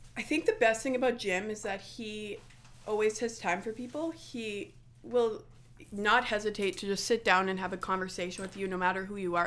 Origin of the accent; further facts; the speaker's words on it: Winnipeg, Manitoba, Canada; A lot of people think I'm from Niverville. I am from Winnipeg